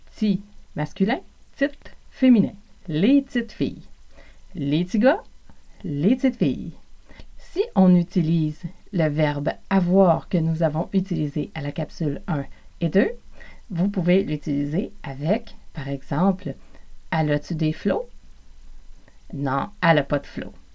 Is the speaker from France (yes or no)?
no; Montreal region, South Shore, Quebec, Canada; accent: Québécois; je suis originaire du Québec Évidemment, c'est aussi l'accent de l'Amérique du Nord, de la région de Montréal, plus spécifiquement pour moi, de la rive sud